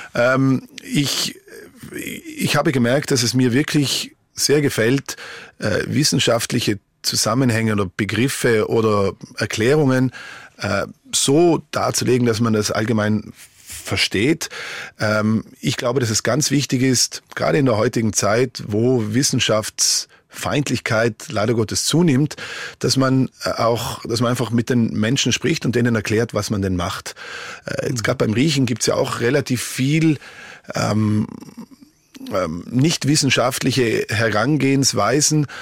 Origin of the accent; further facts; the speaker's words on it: Merano, Trentino-Alto Adige, Italy; moved away as an adult; also born or lived in Switzerland / Vienna, Austria / Dresden, Germany; now in Canada; ich bin ja in Meran groß geworden